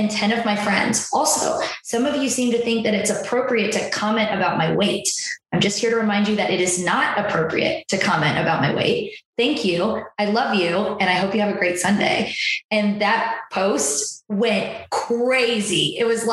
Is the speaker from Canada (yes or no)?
no; Waterloo, Illinois, United States; I grew up in Waterloo, Illinois.